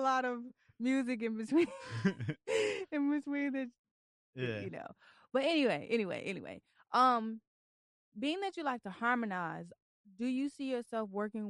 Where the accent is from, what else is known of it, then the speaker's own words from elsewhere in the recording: Philippines; I would have never known, and I'm Filipino.